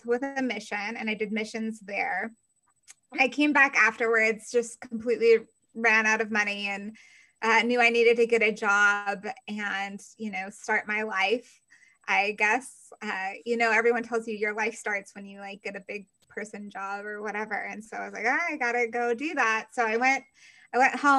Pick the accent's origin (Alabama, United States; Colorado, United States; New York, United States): Colorado, United States; now in Georgia, United States; I'm from Colorado. I currently live in Georgia